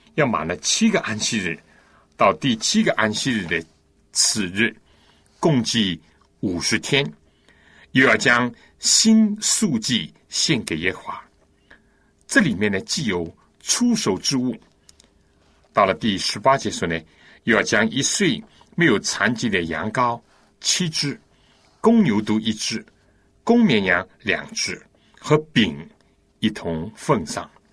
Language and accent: Chinese; China; 我们中国人